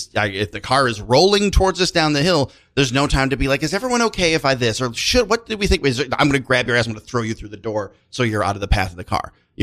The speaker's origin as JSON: {"language": "English", "region": "Tennessee", "country": "United States", "said": "I'm lightly Scotch-Irish, and I'm from Tennessee"}